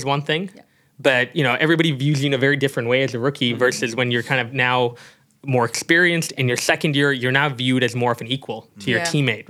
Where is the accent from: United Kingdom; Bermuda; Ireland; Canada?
Canada; I'm Canadian.